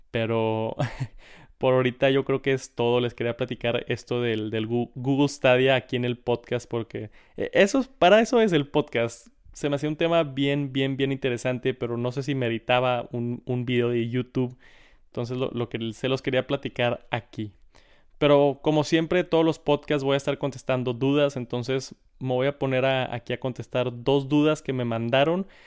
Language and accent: Spanish; Monterrey, Nuevo León, Mexico; Saludos a otro regio aquí en el, en el canal de Tech Santos, bro.